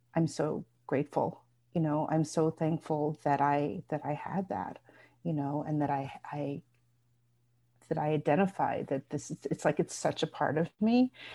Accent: Bergen County, New Jersey, United States; I grew up in Bergen County, New Jersey

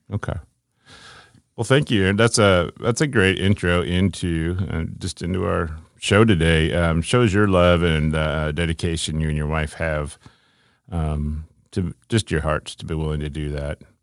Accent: Ohio, United States; I grew up in Ohio

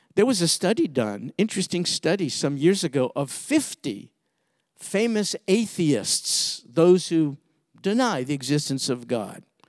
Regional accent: New York City, New York, United States; I grew up in Brooklyn, New York

